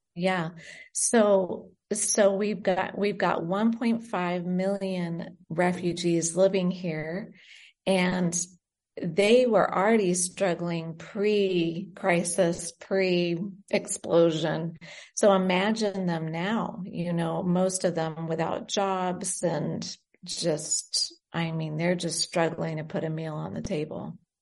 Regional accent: United States; moved away as an adult; also born or lived in Great Britain / Indonesia; now in Beirut, Lebanon; I was born in Great Britain and we moved to America when I was five and lived in America until we moved

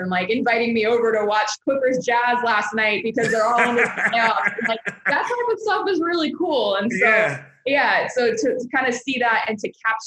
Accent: Phoenix, Arizona, United States; I am, you know, born and raised in Phoenix

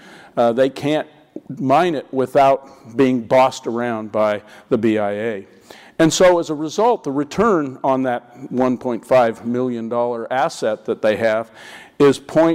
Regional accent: Montana, United States; my home state of Montana

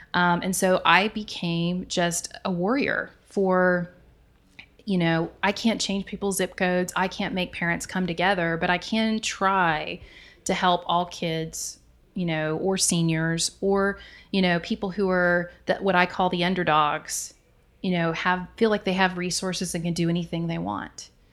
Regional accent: right outside of Dallas, Texas, United States; I grew up right outside of Dallas

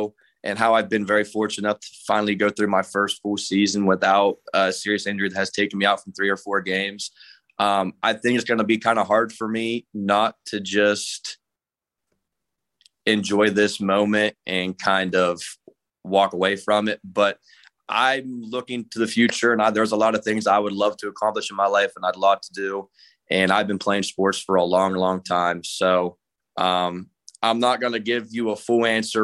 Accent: Monroe County, Ohio, United States; my hometown, my area where I'm from, Monroe County

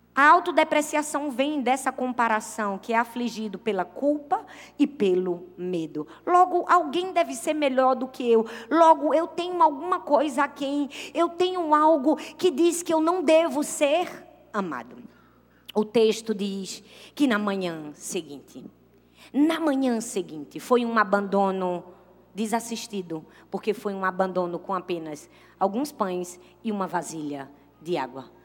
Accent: Brazil; todos nós que somos brasileiros

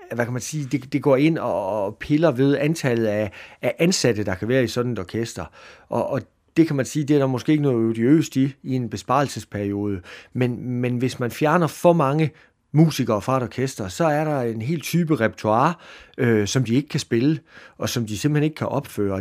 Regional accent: Jutland, Denmark; jeg er fra Jylland

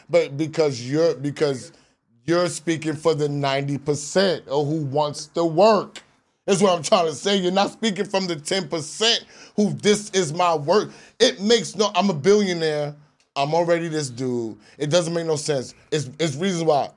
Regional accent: New York City, New York, United States; I'm from Southside Jamaica, Queens

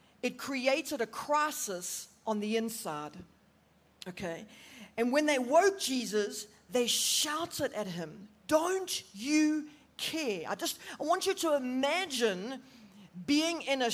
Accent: Durban, KwaZulu-Natal, South Africa; moved away as an adult; now in Johannesburg, South Africa; I'm originally from Durban, and we moved up to Joburg about 5 years ago

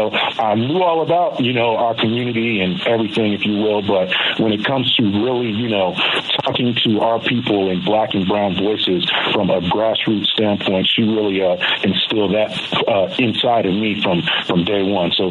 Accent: Florida, United States; moved away; I'm actually from Florida.

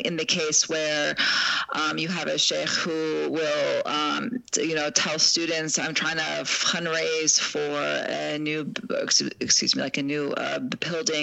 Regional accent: Chicago, Illinois, United States; I'm from Chicago

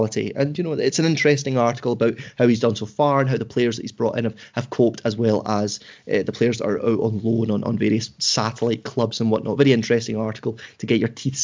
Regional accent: Scotland, United Kingdom; accent: Scottish; my Scottish accent

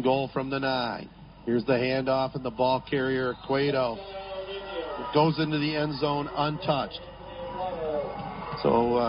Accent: Corunna, Michigan, United States; my hometown of Corunna

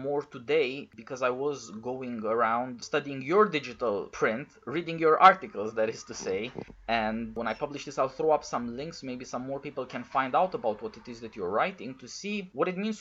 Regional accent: Romania; I'm from Eastern Europe, from Romania

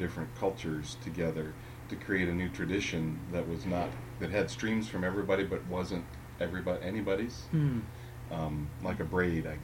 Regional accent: Ohio, United States; I was raised in Ohio

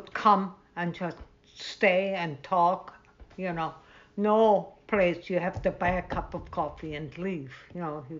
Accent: Vienna, Austria; moved away; I grew up in Vienna

